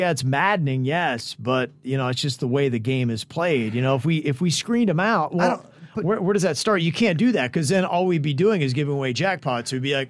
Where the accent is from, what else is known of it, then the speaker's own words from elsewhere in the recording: North Carolina, United States; now in South Florida, United States; I'm now in South Florida, but I was born and raised in North Carolina.